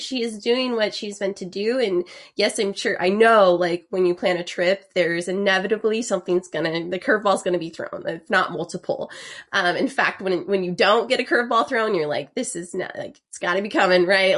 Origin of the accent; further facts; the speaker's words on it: Idaho, United States; I am from Idaho